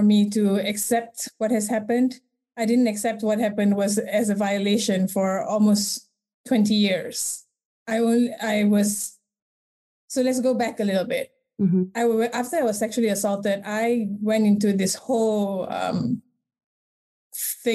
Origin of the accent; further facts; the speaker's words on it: Malaysia; I was born and raised in Malaysia